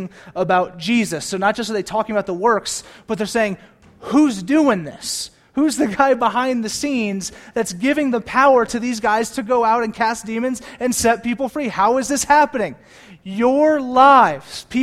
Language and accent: English; United States; we're American